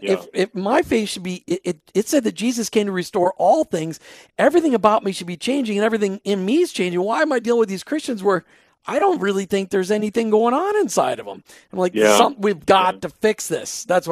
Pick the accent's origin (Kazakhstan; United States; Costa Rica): United States; Minneapolis, Minnesota; I grew up in Minneapolis. We didn't move out of Minneapolis till 2003